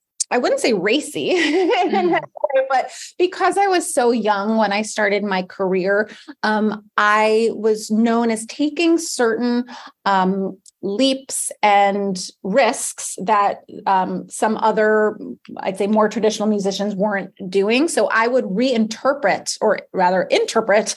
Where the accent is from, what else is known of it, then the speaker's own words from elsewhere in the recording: United States; also born or lived in New York City; I grew up in America